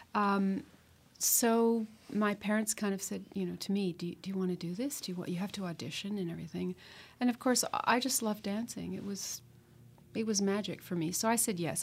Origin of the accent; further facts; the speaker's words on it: Ancaster, Ontario, Canada; growing up in Ancaster outside of Hamilton in the fifties